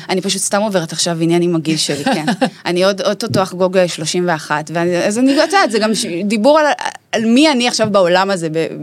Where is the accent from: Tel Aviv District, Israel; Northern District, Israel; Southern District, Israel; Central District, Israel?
Southern District, Israel; Dimona; שגדלתי בפריפריה, בדימונה